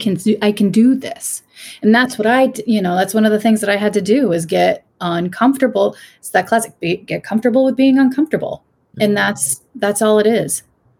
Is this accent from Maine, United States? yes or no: yes; Bristol, Maine, United States; from Bristol, Maine.